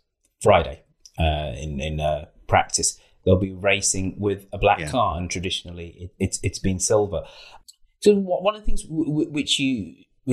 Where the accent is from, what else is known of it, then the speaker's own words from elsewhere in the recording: Birmingham, West Midlands, United Kingdom; moved away as an adult; also born or lived in Worthing / Winchester; I grew up in Birmingham